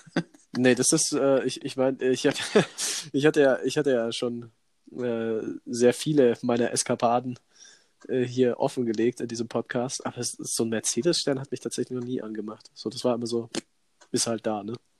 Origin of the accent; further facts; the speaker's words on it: Allgäu, Bavaria, Germany; bei uns hier in der Region, also bei uns im Allgäu